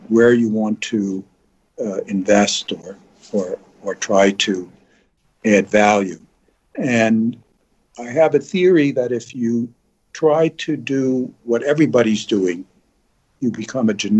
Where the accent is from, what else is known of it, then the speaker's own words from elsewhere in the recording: New York City, New York, United States; I grew up in New York City.